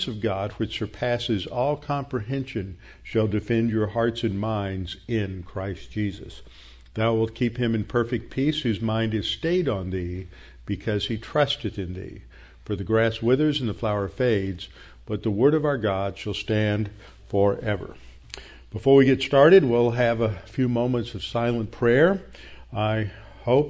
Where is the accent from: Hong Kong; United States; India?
United States; Houston, Texas; born or raised there